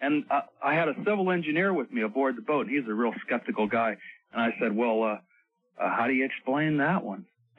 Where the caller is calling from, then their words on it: Staten Island, New York, United States; Yes, I'm calling from Staten Island, New York. I'm up here working on a dredge survey job on a boat in the harbor.